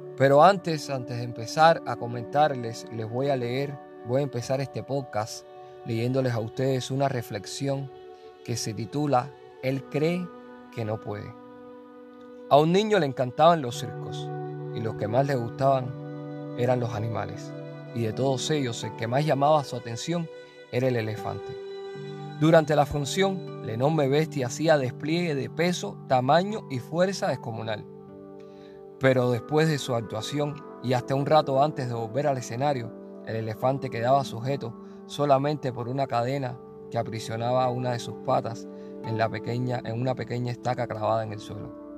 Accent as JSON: {"language": "Spanish", "country": "Cuba", "moved": "yes", "said": "mi Cuba"}